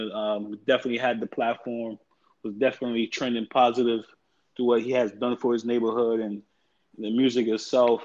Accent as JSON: {"language": "English", "region": "New York", "country": "United States", "tie": "born or raised there", "said": "I'm from New York, where like I grew up"}